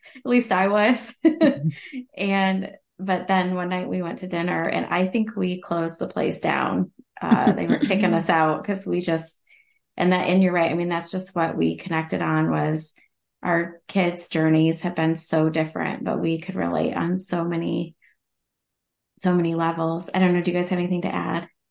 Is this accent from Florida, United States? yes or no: no; Central Ohio, United States; I'm from Central Ohio